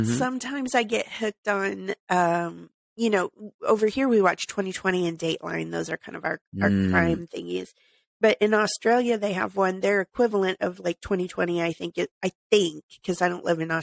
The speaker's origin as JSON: {"language": "English", "region": "the Ozarks", "country": "United States", "said": "I'm from the Ozarks"}